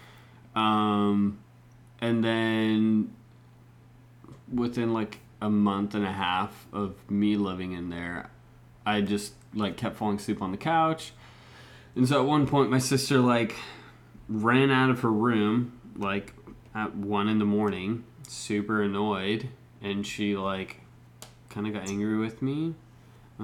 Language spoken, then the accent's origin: English; Mexico; moved away; also born or lived in Bend, Oregon; raised in Mexico